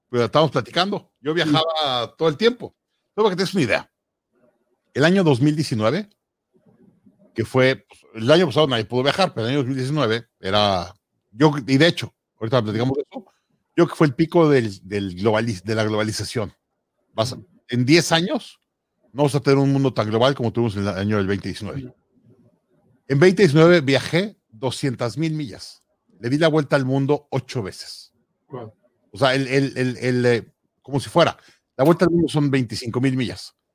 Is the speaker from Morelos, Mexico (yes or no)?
no; Mexico City, Mexico; moved away as an adult; also born or lived in Monterrey, Mexico / London, United Kingdom / Hong Kong / Boston, United States; now in Toronto, Canada; nací en Monterrey, crecí en la Ciudad de México y luego viví en Londres un año trabajando en el mercado de seguros de Londres y luego estuve dos años en Hong Kong, trabajando en el consulado, luego regresé a México, luego de ahí me fui a Boston